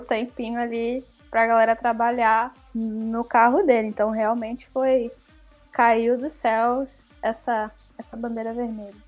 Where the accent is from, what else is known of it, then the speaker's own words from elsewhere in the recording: Niterói, Rio de Janeiro, Brazil; moved away; água de Niterói, que é a que é a companhia de água lá da minha cidade natal